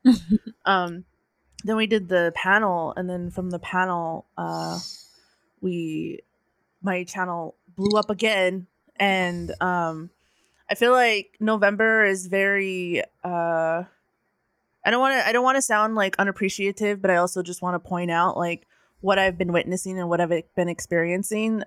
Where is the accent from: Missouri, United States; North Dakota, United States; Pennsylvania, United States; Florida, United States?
North Dakota, United States; now in California, United States; I'm from North Dakota, and I uh, am currently residing in California